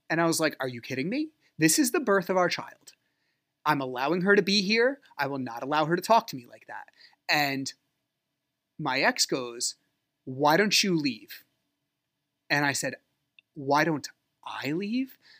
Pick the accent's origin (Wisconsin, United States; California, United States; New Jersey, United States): New Jersey, United States; I'm from Jersey